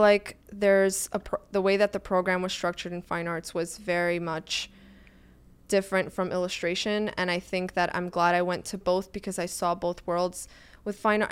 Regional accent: New York City, New York, United States; moved away as an adult; also born or lived in Florida / Italy; now in New York City, United States; I, I, was born and raised in Brooklyn.

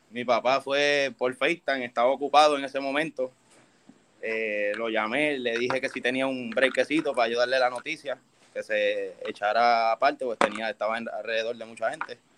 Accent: Bayamón, Puerto Rico; also born or lived in Toa Alta; soy de Bayamón, nacido y criado en Bayamón

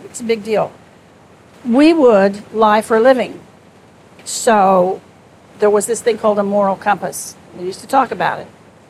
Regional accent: Wichita, Kansas, United States; moved away as an adult; I was from Wichita, Kansas

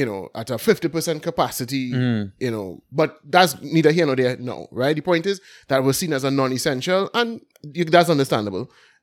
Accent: Belmont, Port of Spain, Trinidad & Tobago; Yeah. Well, I'm from Port of Spain, so I mean... Yeah. I'm from Belmont, bro, so that's why I'm registered to vote anyway.

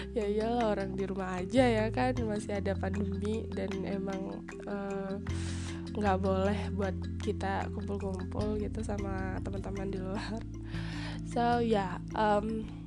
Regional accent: Palembang, South Sumatra, Indonesia; aku kan orang Palembang banget nih aku I'm proud to be Palembang nis

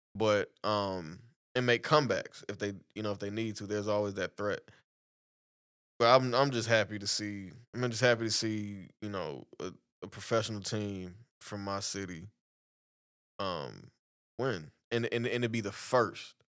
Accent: Arlington, Texas, United States; Arlington, Texas is my hometown

